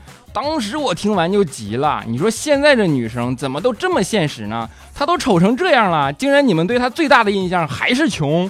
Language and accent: Chinese; Northeast China, China; 我是一个东北人